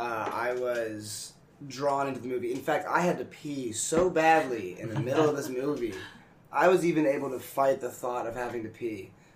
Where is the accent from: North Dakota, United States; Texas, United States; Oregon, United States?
Texas, United States; Dallas; moved away as an adult; now in Los Angeles, United States; I'm from Dallas, Texas, originally.